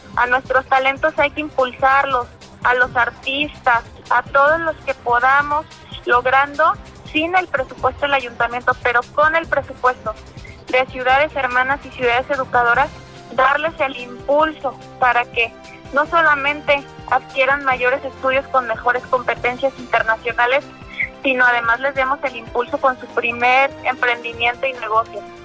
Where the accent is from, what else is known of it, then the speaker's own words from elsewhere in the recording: Zapopan, Jalisco, Mexico; Soy zapopana, soy mexicana